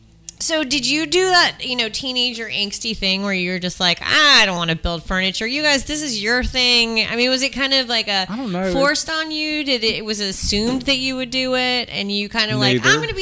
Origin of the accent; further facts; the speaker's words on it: Panama; but we used to live in Panama. So I grew up in Central America